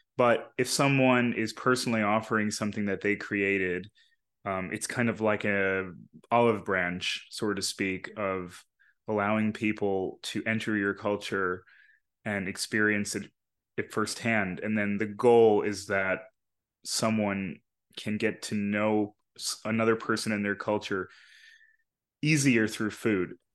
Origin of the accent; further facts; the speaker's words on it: New York, United States; the people I grew up around in New York